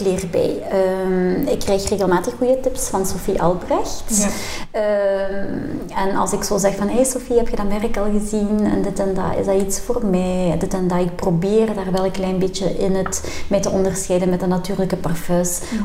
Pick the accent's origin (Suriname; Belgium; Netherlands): Belgium; Leopoldsburg, Flanders; wij zijn afkomstig van Leopoldsburg